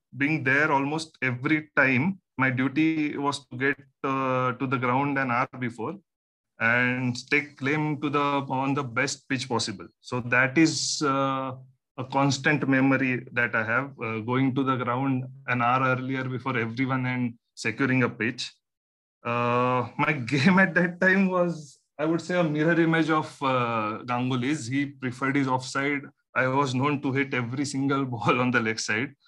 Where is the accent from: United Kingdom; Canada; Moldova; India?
India; Malvan, Maharashtra; I grew up in Malvan. It's a small coastal town in Konkan.